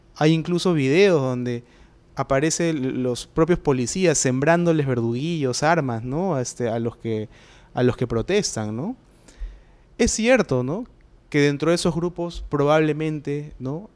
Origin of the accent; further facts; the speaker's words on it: Peru; en el Perú eh, vivimos